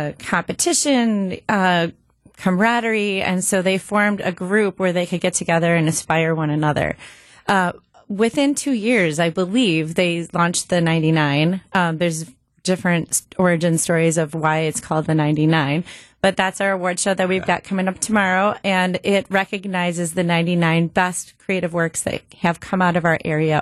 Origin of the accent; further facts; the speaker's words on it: Grafton, Wisconsin, United States; So I'm from the area. I grew up in Grafton. I'm a proud University of Wisconsin-Milwaukee alum.